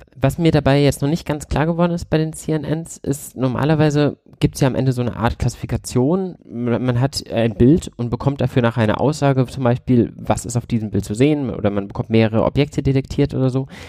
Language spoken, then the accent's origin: German; Bad Vilbel, Hesse, Germany; ich komme aus Bad Vilbel, nähe dem Frankfurter Flughafen